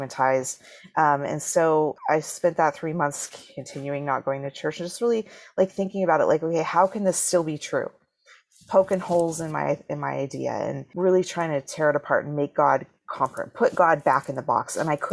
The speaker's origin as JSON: {"language": "English", "region": "Washington", "country": "United States", "tie": "born or raised there", "also_born_or_lived": "Salt Lake City, Utah", "said": "we moved to Washington State when I was 3"}